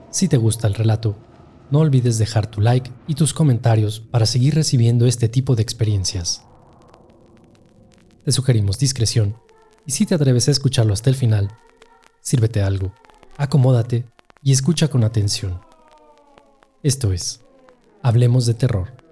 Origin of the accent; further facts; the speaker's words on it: Boca del Río, Veracruz, Mexico; les tengo que aclarar que yo soy de Veracruz, de Boca del Río. Y pues esa tradición de que siempre nos llevaban con mi abuelo a la Sierra de Oaxaca